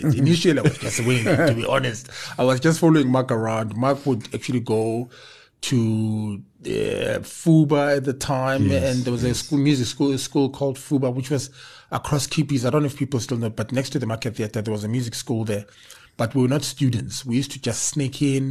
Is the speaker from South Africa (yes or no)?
yes; Soweto, Gauteng, South Africa; 1967 in Soweto, Baragwanath Hospital. And we are born and bred in Soweto, you know. And our father is from Lesotho, but we are definitely Soweto boys